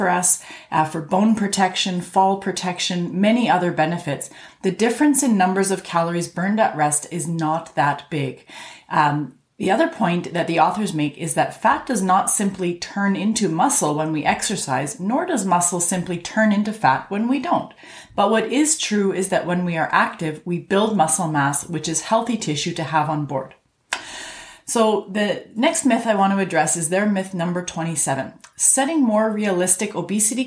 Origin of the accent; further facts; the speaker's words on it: Canada; I'm a Canadian physician